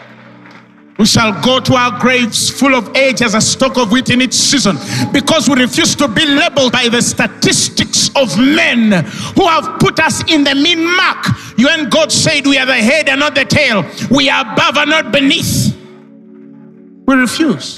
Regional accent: Uganda; Born and raised in Uganda

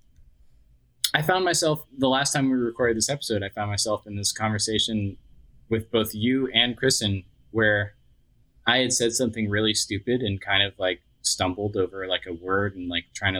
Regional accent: Austin, Texas, United States; moved away; this is where I was from. It's my hometown and I'm, you know, kind of heartbroken that I don't live there

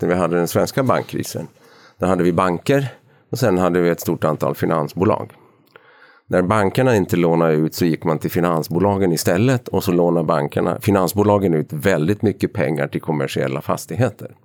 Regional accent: Ostrobothnia, Finland; accent: Ostrobothnian Swedish dialect; first language Swedish; moved away as an adult; now in Stockholm, Sweden; jag är uppvuxen i Österbotten i Finland, jag mm. är svenskspråkig

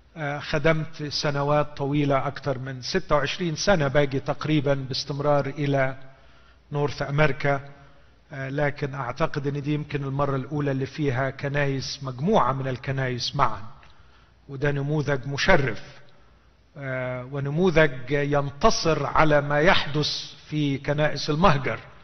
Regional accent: Egypt; عندنا في مصر

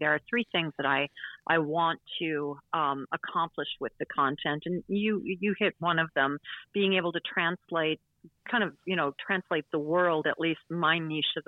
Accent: Oconomowoc, Wisconsin, United States; accent: Wisconsin; moved away; also born or lived in New Zealand; my home state. And we won't even get into my hometown, which is Oconomowoc

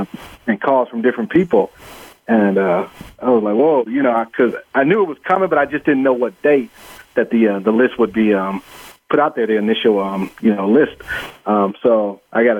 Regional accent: Cleveland, Ohio, United States; I'm from the Cleveland area

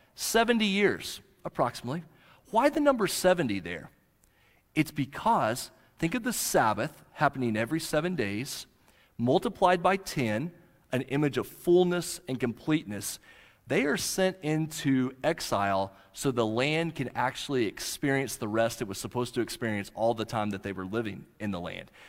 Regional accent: Central High, near Marlow and Duncan, Southwest Oklahoma, United States; also born or lived in Okeene, Oklahoma; Central High is down around Marlow and Duncan in Southwest Oklahoma, and that's where I grew up.

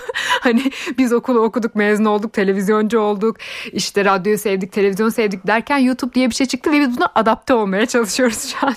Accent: Kayseri Province, Turkey; benim de memleketim Kayseri zaten. Hemşerilerim bana kızmasın

